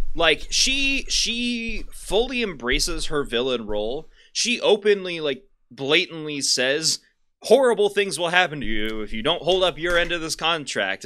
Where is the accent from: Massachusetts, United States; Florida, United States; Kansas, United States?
Kansas, United States; we're from Kansas.